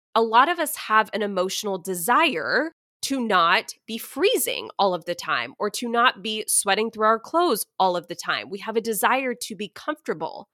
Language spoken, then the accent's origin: English; Texas, United States; I am a Texan. I've pretty much lived in Texas my whole life